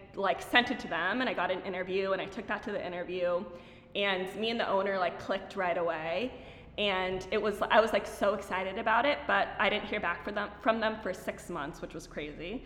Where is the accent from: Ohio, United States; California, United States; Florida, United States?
California, United States; Pasadena; i was born in here in la so i know so many people like are like from other places, but I was born here in Pasadena.